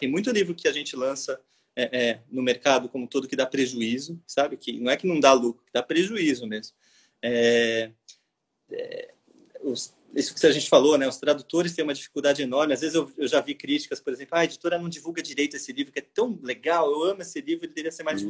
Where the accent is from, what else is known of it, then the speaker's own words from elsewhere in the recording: São Paulo, Brazil; now in Rio de Janeiro, Brazil; eu sou de São Paulo e vim morar no Rio